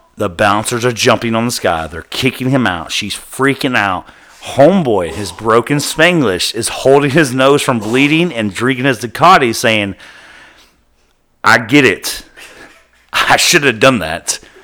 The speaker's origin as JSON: {"language": "English", "town": "Pasadena", "region": "Texas", "country": "United States", "tie": "born or raised there", "said": "my hometown of Pasadena, Texas"}